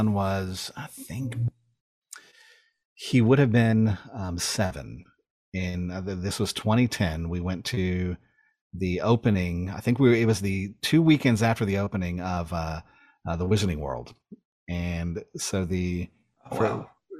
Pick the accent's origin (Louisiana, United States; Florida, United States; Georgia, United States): Georgia, United States; South; also born or lived in Los Angeles, California; To move from, you know, essentially North LA to South Georgia.